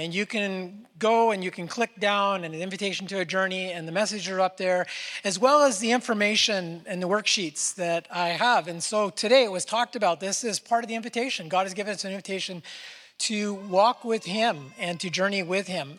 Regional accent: Northern California, United States; I was born in Northern California

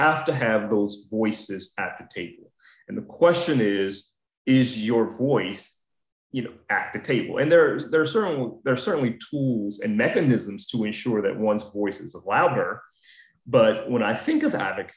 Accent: Atlanta, Georgia, United States; now in Washington, D.C., United States; I'm originally from Atlanta

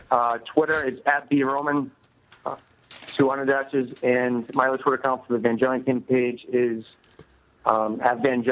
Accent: Boston, Massachusetts, United States; Yeah, what I'm from Boston.

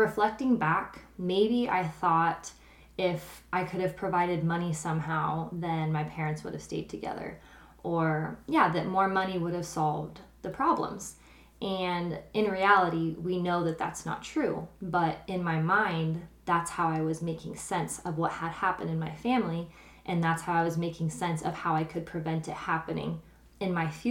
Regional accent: Kearney, Nebraska, United States; also born or lived in Ravenna, Nebraska; growing up in Nebraska

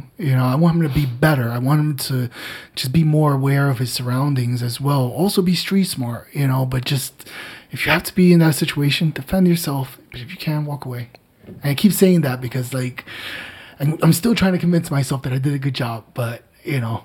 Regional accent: Newark, New Jersey, United States; born and raised in Newark. It was not the easiest playground in the world

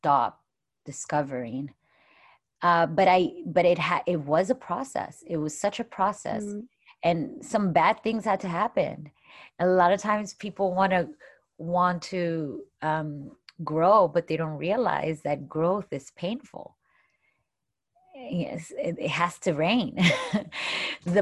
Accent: Miami, Florida, United States; There's girls that I grew up with in Miami

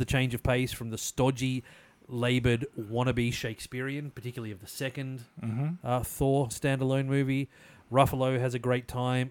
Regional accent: Australia; I'm an Australian.

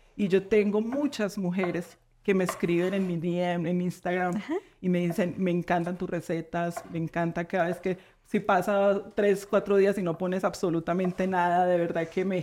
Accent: Coffee Region, Eje Cafetero, Colombia; moved away; Yo soy de la región cafetera

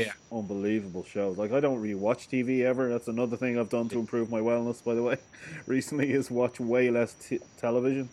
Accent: Dublin, Leinster, Ireland; I'm from Dublin

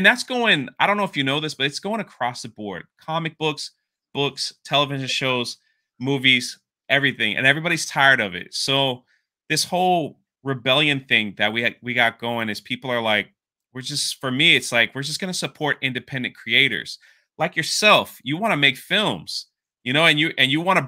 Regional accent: Florida, United States; I'm from Florida

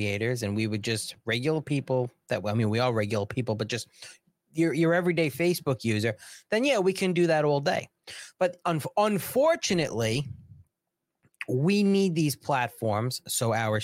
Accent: New York, United States; I'm from New York

